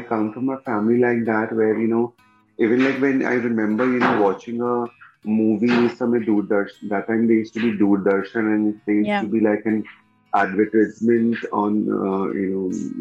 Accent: Kolkata, West Bengal, India; I come from Calcutta

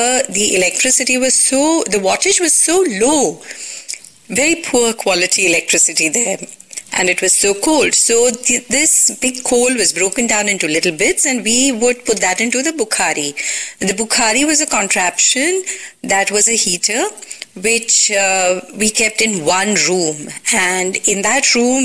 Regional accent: Mumbai, Maharashtra, India; moved away as an adult; also born or lived in Hindon, Uttar Pradesh; now in Goa, India; I was born and raised in Bombay

